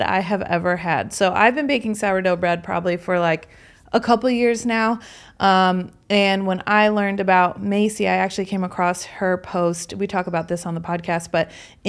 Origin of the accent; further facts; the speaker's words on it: Aurora, Illinois, United States; we live just a few blocks from each other in Aurora, Illinois